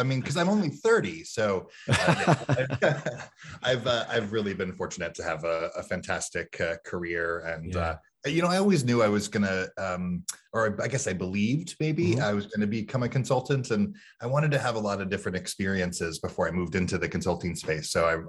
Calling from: Tampa, Florida, United States; Today, I'm calling in from Tampa, Florida. I'm spending a few days with my parents.

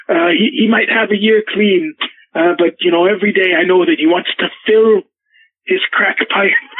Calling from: Vancouver, British Columbia, Canada; I'm actually calling from Vancouver, uh, British Columbia.

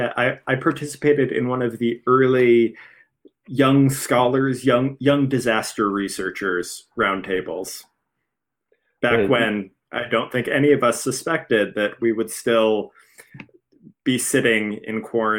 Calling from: Philadelphia, Pennsylvania, United States; I'm calling from Philadelphia, Pennsylvania.

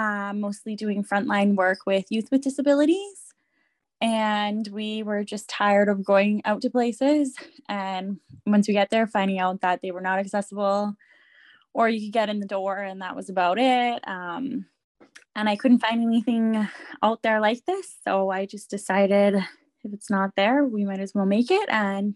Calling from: Edmonton, Alberta, Canada; I'm joining from Edmonton, Alberta, which is Treaty 6 territory

